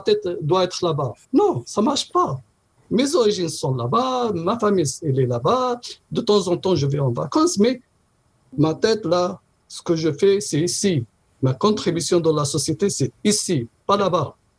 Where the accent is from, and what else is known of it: Morocco; now in Canada